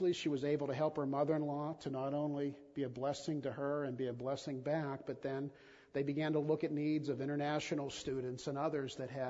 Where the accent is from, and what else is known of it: United States